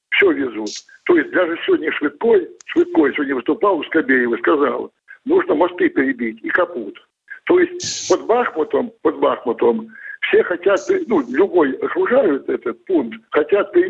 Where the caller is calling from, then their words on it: Krasnodar, Krasnodar Krai, Russia; Вот это был с Ростова, а я с Кубани, с Краснодара.